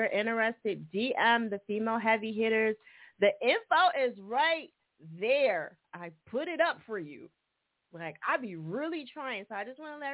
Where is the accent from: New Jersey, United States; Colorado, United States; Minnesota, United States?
New Jersey, United States; accent: Jersey; my Jersey accent